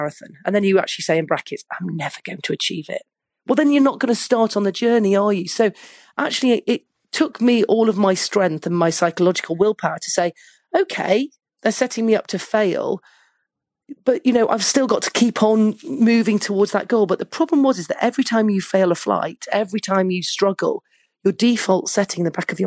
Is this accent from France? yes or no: no; Manchester, North West England, United Kingdom; I was growing up in Manchester in the UK